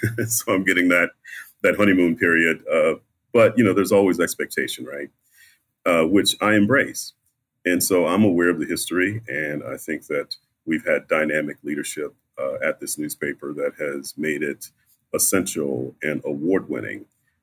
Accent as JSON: {"language": "English", "region": "the South", "country": "United States", "said": "A Southerner. So I'm a Southerner"}